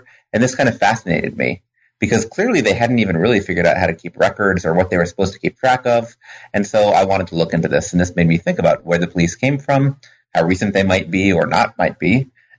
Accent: New York, United States; also born or lived in Vermont; I grew up partially in New York and partially in Vermont, and seeing the contrast between those places and how they were organized always struck me as something interesting.

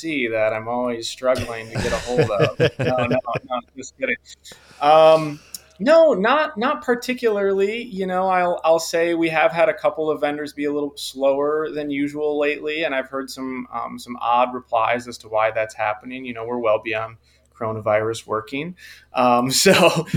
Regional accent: Southeast Michigan, United States; I'm from Michigan, Southeast Michigan.

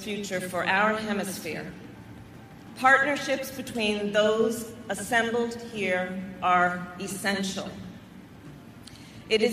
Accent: California, United States; moved away; my home state of California

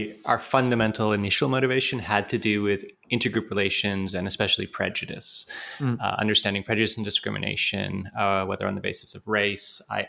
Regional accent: Canada; also born or lived in United Kingdom; now in United States; I'm actually British by birth, but grew up in Canada. So being Canadian is an important part of my sense of self, absolutely.

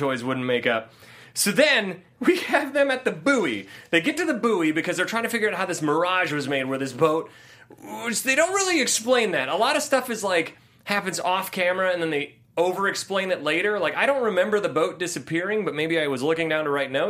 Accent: Ohio, United States; born or raised there; now in Los Angeles, United States

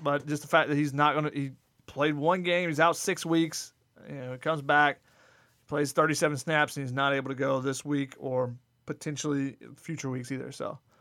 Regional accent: Georgia, United States; now in Los Angeles, United States; I'm from Georgia. I still root for all Atlanta teams.

